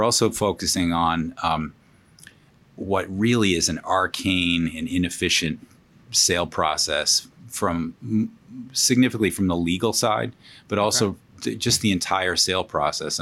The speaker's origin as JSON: {"language": "English", "town": "Boston", "region": "Massachusetts", "country": "United States", "tie": "born or raised there", "moved": "yes", "lives_now": "New York, United States", "said": "Grew up in Boston, a great place to grow up"}